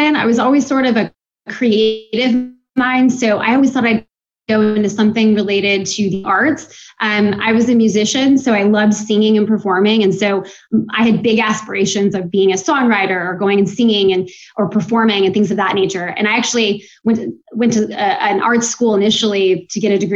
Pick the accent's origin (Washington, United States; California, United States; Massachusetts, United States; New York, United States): Washington, United States; Seattle; moved away as an adult; also born or lived in Utah / Los Angeles; now in Virginia Beach, United States; I grew up in Seattle